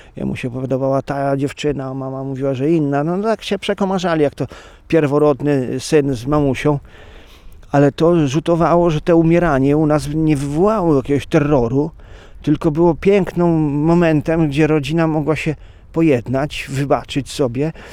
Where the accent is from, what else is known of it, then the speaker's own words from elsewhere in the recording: Rejowiec, Lublin Voivodeship, Poland; Pochodzę z Rejowca